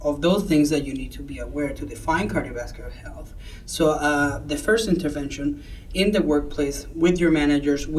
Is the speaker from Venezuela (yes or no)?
yes; Venezuela; moved away as an adult; now in United States; I'm originally from Venezuela, where I finished med school